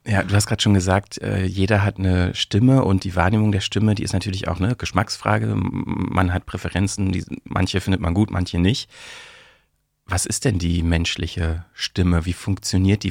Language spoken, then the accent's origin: German; Brandenburg, Germany; accent: Berlinerisch; moved away as an adult; also born or lived in Bielefeld; now in Berlin, Germany; eigentlich komme ich aus Brandenburg und so, ne, so berlinerisch ist schon sowas, was ich, äh, womit ich aufgewachsen bin